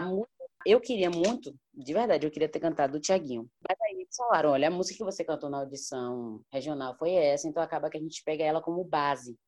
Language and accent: Portuguese; Salvador, Bahia, Brazil; eu sou de Salvador, Bahia